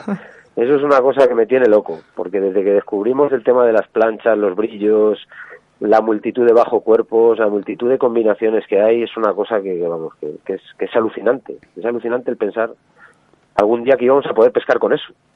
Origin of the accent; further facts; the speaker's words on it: La Bañeza, Castile and León, Spain; el río Órbigo, el río de mi, de mi pueblo, el río de mi casa